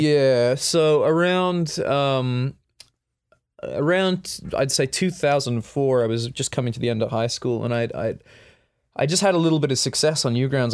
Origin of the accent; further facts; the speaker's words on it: Perth, Western Australia, Australia; I was born in Addadale Hospital in Perth, Western Australia.